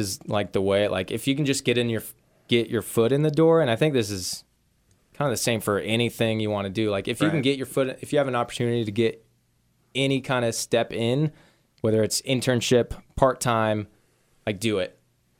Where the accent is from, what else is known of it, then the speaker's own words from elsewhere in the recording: Wichita, Kansas, United States; Like I grew up in the Wichita area. So and I kind of like had that feeling. Like I always wanted to get out.